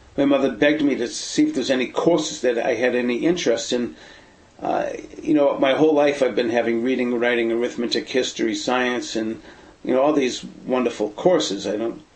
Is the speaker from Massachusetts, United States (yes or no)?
yes; Boston, Massachusetts, United States; moved away; also born or lived in San Francisco Bay Area, California; growing up in the Boston area in Brighton